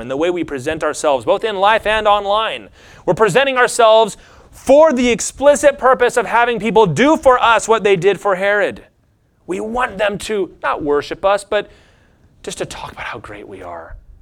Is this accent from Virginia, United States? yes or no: yes; Lynchburg, Virginia, United States; I'm from Lynchburg, Virginia